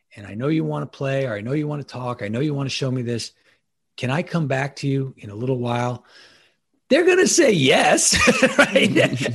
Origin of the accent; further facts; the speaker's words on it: Long Island, New York, United States; moved away as an adult; also born or lived in Annapolis, Maryland; now in Ocean City, United States; I'm originally from New York. I'm um, uh, Long Island, New York, born and bred